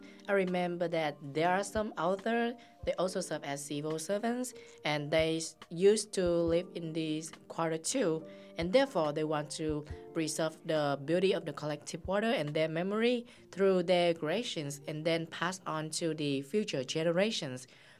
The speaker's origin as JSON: {"language": "English", "region": "Ho Chi Minh City", "country": "Vietnam", "said": "I'm from Ho Chi Minh City."}